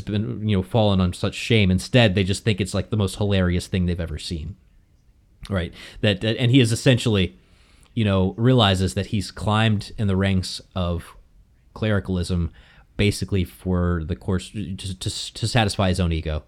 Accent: the South, United States; growing up in the South

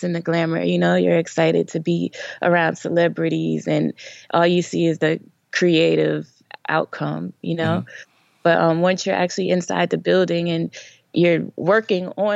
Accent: New Jersey, United States; moved away as an adult; also born or lived in Maryland; now in Atlanta, United States; I am from Jersey, born and raised

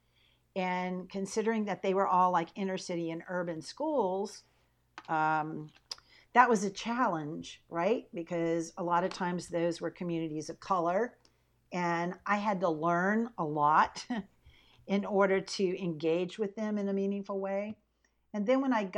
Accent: Pensacola, Florida, United States; moved away as an adult; also born or lived in Michigan; now in Texas, United States; I grew up in Pensacola, Florida, you know, right on the Gulf Coast

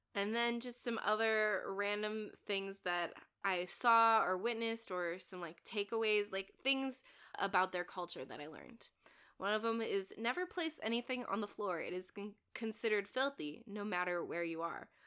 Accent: United States; as an American

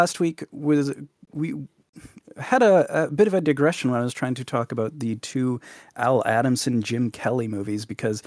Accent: Canada; Live on the west coast of Canada

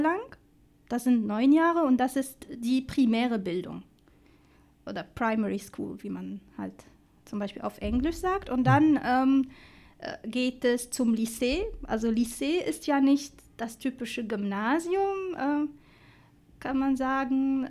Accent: Tunisia; German is a second language; moved away as an adult; now in Dessau, Germany; ich hatte eine schöne und ruhige Kindheit äh, in Tunesien

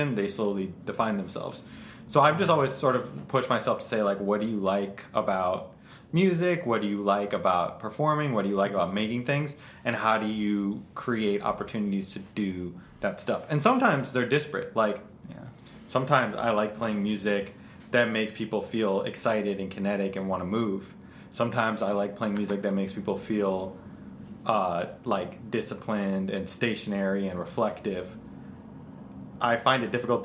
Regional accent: Chicago, Illinois, United States; now in New York, United States; I grew up in Chicago, but I've lived in New York for a long time now

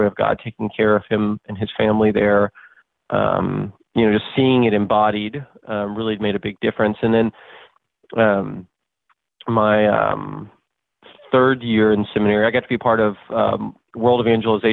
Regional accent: Dallas, Texas, United States; moved away as an adult; also born or lived in Houston, Texas; now in Kearney, United States; I'm a born Texan. I was born in Dallas, Texas. And didn't leave the state of Texas in terms of residence until moving up to Nebraska in January 2014

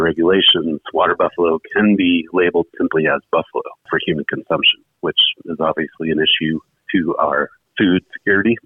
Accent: United States; we Americans

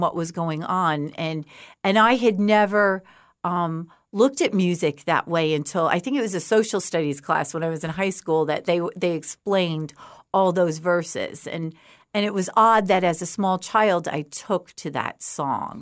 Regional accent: outside of Woodstock, New York, United States; moved away as an adult; also born or lived in Oklahoma; now in Fort Myers, United States; I grew up outside of Woodstock

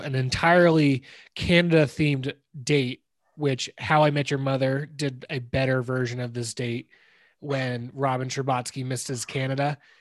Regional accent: California, United States; now in Denver, United States; we grew up you and I grew up in California

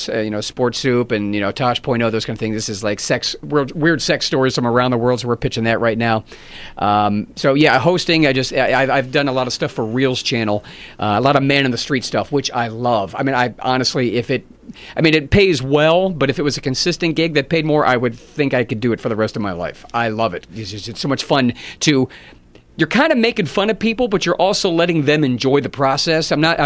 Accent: Pittsburgh, Pennsylvania, United States; It's been a while. I've done some corporate stuff there, but not the clubs. My hometown is great.

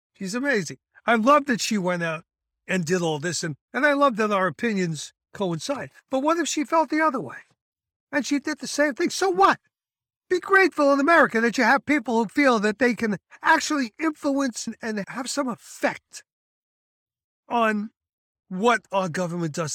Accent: United States; Being an American paratrooper

